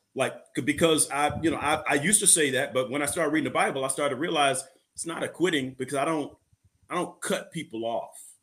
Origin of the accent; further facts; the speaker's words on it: Illinois, United States; I'm from Illinois